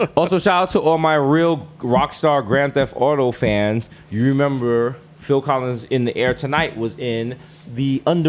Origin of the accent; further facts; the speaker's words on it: Jamaica; as a Jamaican